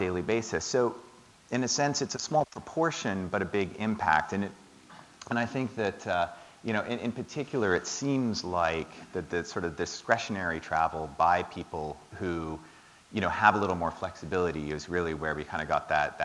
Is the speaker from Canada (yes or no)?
yes; Toronto, Ontario, Canada; now in London, United Kingdom; I grew up in Toronto